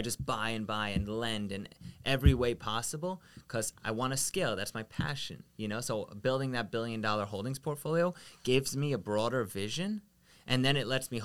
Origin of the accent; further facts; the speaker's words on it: Long Island, New York, United States; We grew up out east in Long Island where we were the only Israeli people in my entire school district